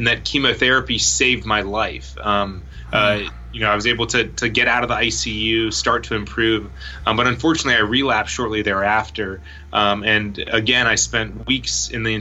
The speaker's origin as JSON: {"language": "English", "town": "Raleigh", "region": "North Carolina", "country": "United States", "tie": "born or raised there", "moved": "as an adult", "said": "I grew up in Raleigh, North Carolina"}